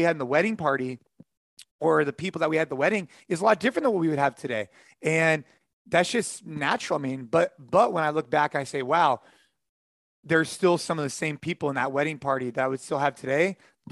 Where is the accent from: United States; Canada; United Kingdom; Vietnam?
United States; California; moved away; our family and close friends are definitely in California because that's where I grew up